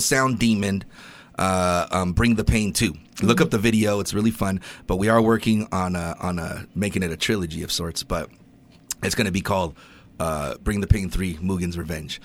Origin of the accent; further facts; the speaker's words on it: California, United States; moved away; When I grew up in poverty in California